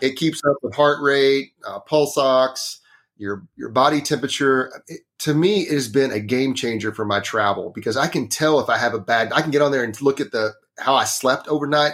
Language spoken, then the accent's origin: English; Northeast Texas, United States; I grew up in Northeast Texas. It's a, it's a very small town